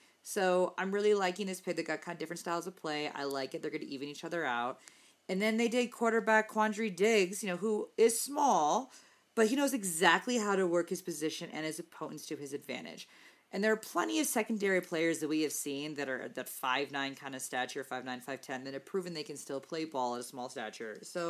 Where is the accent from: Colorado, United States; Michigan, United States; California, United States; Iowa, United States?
Colorado, United States; It's that weird like, accent like, I have out of nowhere from Colorado. I always get asked, "Where are you from?" And I'm like, "Colorado."